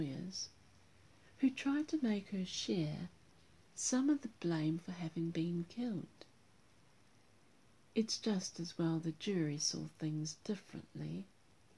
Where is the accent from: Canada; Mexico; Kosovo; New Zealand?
New Zealand; my home country